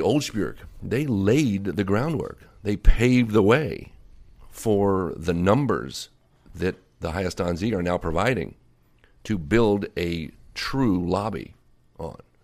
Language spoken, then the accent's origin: English; Alexandria, Virginia, United States; also born or lived in North Carolina; now in Los Angeles, United States; I was raised in Virginia during the school year and North Carolina in the summer